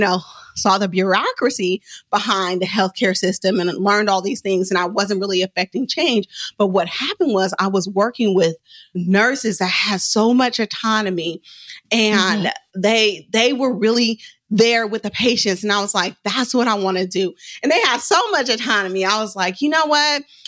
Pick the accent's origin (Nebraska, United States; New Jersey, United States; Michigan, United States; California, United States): California, United States; Oakland; I'm from West Oakland